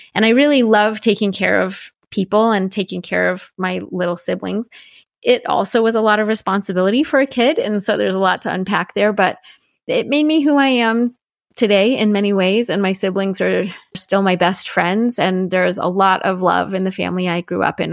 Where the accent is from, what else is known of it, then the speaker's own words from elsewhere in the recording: Denver, Colorado, United States; also born or lived in Salt Lake City, Utah / Seattle, Washington; when I was eight, we moved to a suburb of Denver, Colorado, and that's where I grew up